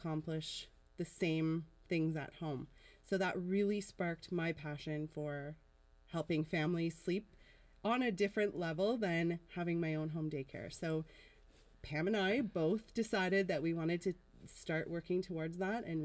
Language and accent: English; Ottawa, Ontario, Canada; I am from Ottawa